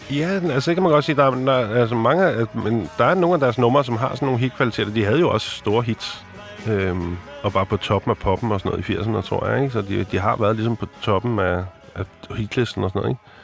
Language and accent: Danish; Copenhagen, Capital Region of Denmark, Denmark; Jeg er opvokset på Nikolaj Plads i København